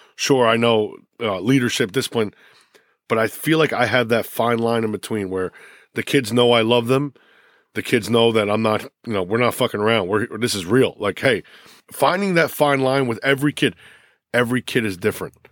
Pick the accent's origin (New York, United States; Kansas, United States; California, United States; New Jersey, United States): New Jersey, United States; Lyndhurst; also born or lived in North Bergen, New Jersey; I'm from North Bergen. We moved to Lyndhurst in, uh, well, I was in third grade